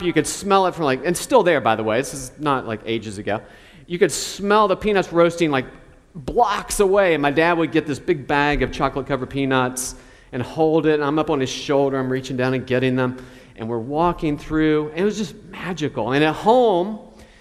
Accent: Charleston, West Virginia, United States; where I grew up in Charleston, West Virginia

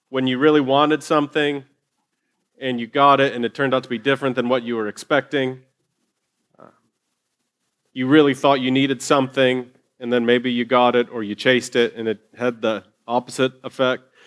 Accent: Ohio, United States; moved away; I grew up in Ohio in Longaberger baskets.

